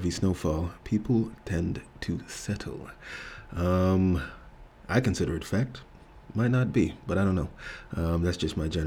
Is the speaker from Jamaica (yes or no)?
yes; Jamaica; I was telling him about how I came from Jamaica and then I experienced snow for the first time at one point